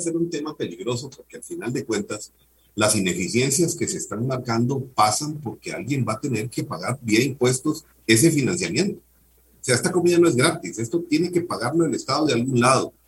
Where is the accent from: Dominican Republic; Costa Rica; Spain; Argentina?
Costa Rica; como costarricenses